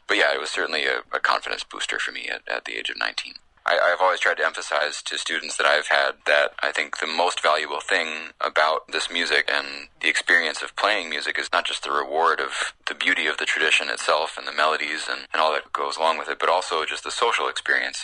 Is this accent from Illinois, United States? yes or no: yes; Chicago, Illinois, United States; now in New York, United States; some of the people that I grew up listening to in the Chicago area